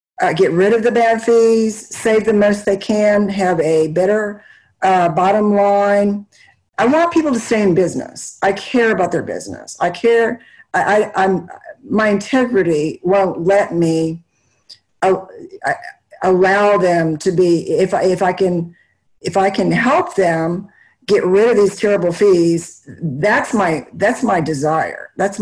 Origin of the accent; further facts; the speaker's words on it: Okemos, Michigan, United States; moved away as an adult; now in Baton Rouge, United States; I grew up in Michigan. I graduated from Okemos High School, which is right next to Michigan State University